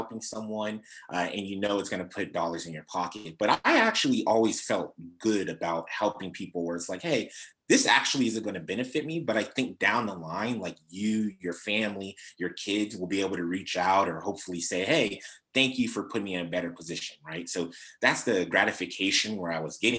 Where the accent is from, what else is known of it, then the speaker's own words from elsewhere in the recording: Sacramento, California, United States; I'm from South Sacramento. I'm Nigerian American